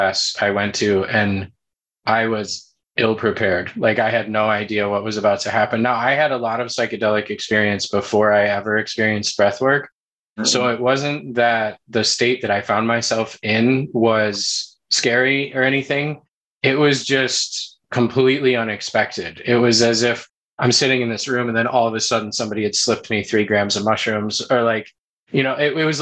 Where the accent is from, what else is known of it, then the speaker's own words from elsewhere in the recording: United States; also born or lived in San Diego; growing up in the States